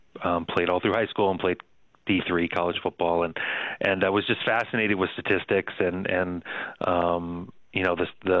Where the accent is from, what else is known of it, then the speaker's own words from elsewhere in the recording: Pleasantville, New York, United States; also born or lived in Sao Paulo, Brazil / Mexico City, Mexico; grew up outside New York City in Pleasantville, New York, Westchester County. My dad worked in Manhattan, and you know, spent all of my childhood and high school days there.